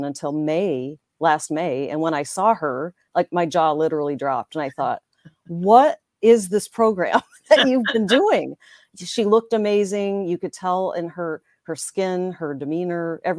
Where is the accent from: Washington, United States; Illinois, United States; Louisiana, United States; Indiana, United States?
Indiana, United States; Northwest; moved away as an adult; now in Green Bay, United States; I grew up in Northwest Indiana, just south of Chicago. I live in Green Bay, Wisconsin, where I met my husband